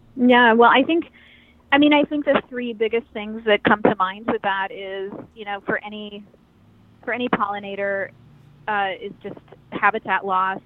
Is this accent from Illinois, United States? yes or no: no; Eastern Washington, United States; I grew up in Eastern Washington, and I grew up really off the grid